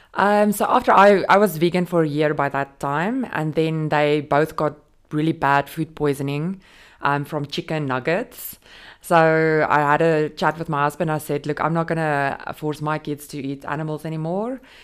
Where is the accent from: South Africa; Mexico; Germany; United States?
South Africa; moved away as an adult; also born or lived in Dubai, United Arab Emirates; now in Jebel Ali, United Arab Emirates; I'm South African mom of two